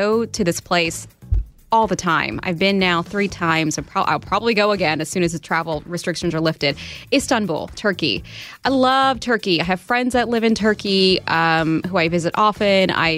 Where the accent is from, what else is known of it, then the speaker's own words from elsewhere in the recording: Southern Indiana, United States; moved away; Growing up in Southern Indiana